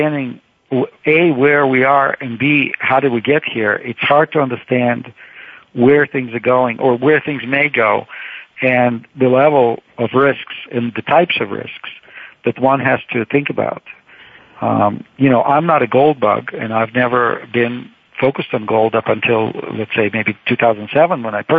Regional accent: Saint Petersburg, Russia; moved away as an adult; now in United States; I grew up in the Soviet Union in St. Petersburg

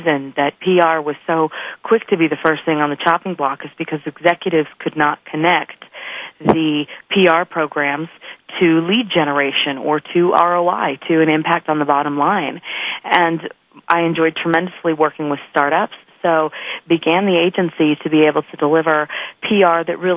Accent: Northern California, United States; moved away as an adult; also born or lived in Malibu, California; now in Denver, United States; I grew up in Northern California, out in farming country, way north of Sacramento, where most people think Oregon is

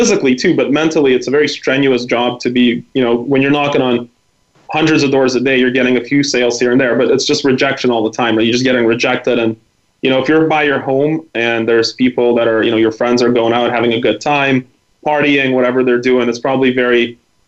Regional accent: Vancouver, British Columbia, Canada; English is a second language; also born or lived in former Soviet Union; I was from Vancouver

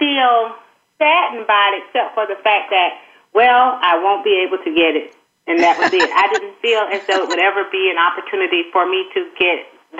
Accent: the South, United States; being from the South

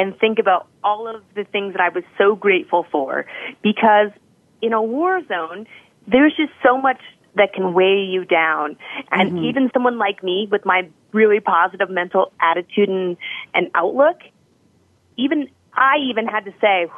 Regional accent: Colorado Springs, Colorado, United States; I'm from Colorado Springs.

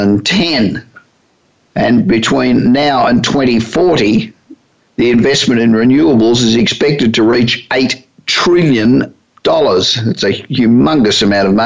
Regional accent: Australia; moved away as an adult; also born or lived in United States; now in Hollywood, United States; I've been living in the United States for nearly 35 years, but I'm originally Australian

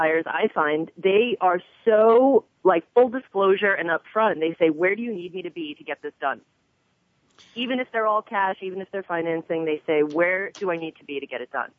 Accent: New York City, New York, United States; I'm actually from Queens

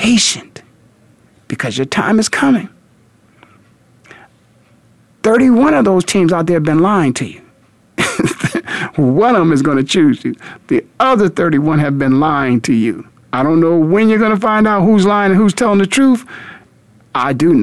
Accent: Canton, Ohio, United States; I grew up in Canton, Ohio

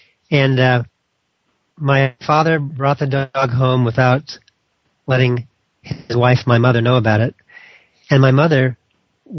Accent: Los Angeles, California, United States; I grew up in Hollywood, California

